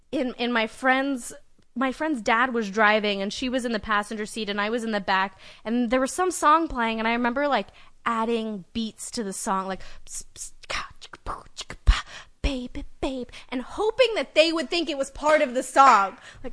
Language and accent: English; Uzbekistan